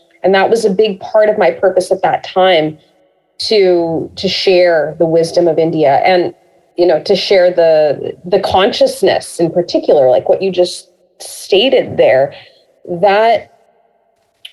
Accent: Canada; growing up in Canada and in a very multicultural kind of community

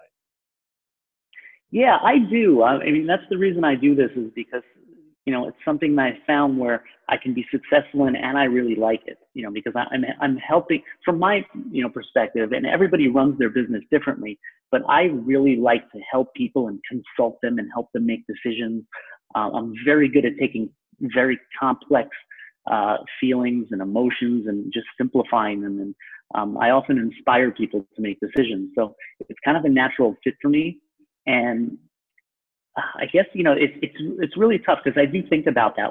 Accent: Long Island, New York, United States; accent: New York; I'm a native New Yorker. Well, I'm from Long Island, so people from the city will maybe dispute that sometimes, which is kind of ridiculous because I have the accent

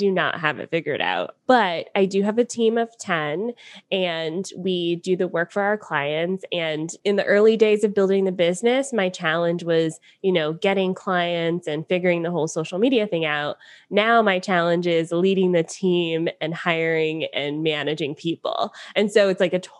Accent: Atlanta, Georgia, United States; moved away as an adult; now in Niagara Falls, Canada; I am from Atlanta originally, and I now live in Niagara Falls, Canada.

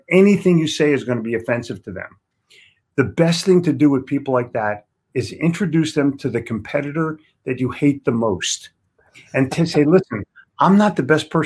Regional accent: Philadelphia, Pennsylvania, United States; also born or lived in New York City; I'm from Philly

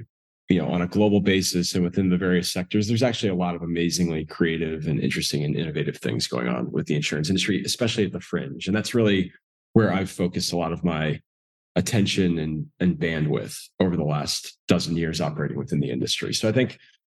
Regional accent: Northeast, United States; moved away as an adult; also born or lived in South Georgia; I grew up in the Northeast.

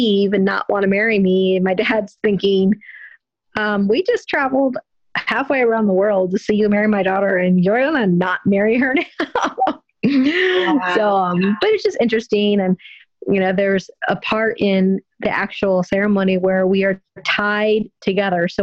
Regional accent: Indiana, United States; moved away as an adult; now in Connecticut, United States; I'm an Indiana girl living in Connecticut now. So I'm a Hoosier, as you'll say, but I'm really a Boilermaker. So I'll explain that. I grew up in Indiana

